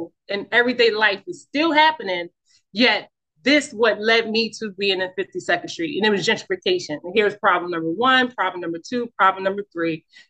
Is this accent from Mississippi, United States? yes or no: no; Philadelphia, Pennsylvania, United States; I was born and raised in North Philly